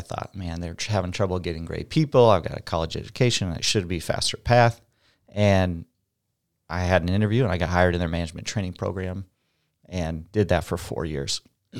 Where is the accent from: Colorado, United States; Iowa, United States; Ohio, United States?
Iowa, United States; Perry; I'm from Perry, Iowa.